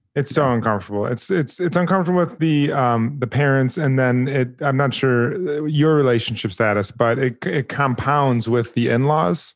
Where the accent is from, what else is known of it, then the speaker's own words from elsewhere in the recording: Chicago, Illinois, United States; moved away as an adult; now in New York, United States; I'm originally from the Chicagoland area. I lived in New York for eleven years now